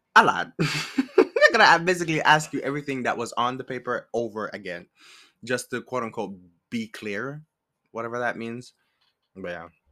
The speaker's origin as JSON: {"language": "English", "country": "Jamaica", "moved": "as an adult", "lives_now": "United States", "said": "I am Jamaican, and I came to, um, I came to America, like, five years ago"}